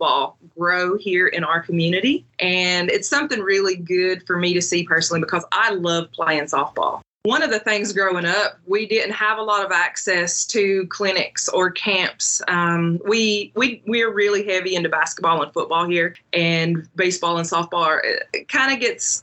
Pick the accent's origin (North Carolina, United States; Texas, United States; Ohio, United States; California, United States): North Carolina, United States; Western; continued our roots here in our ancestral homelands